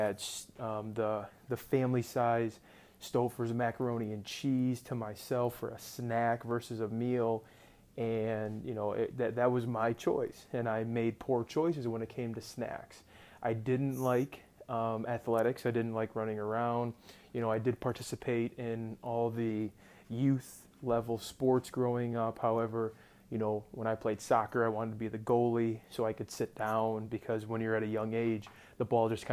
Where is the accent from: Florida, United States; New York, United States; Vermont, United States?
New York, United States; Rochester; I'm from Rochester, New York, born and raised